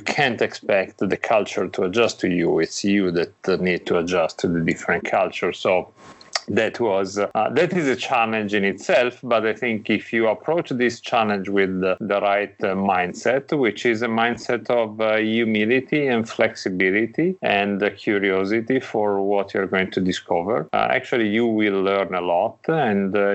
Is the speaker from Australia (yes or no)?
no; Italy; now in Greenwich, United States; I am from Italy, and I live in Greenwich, Connecticut, which is close to New York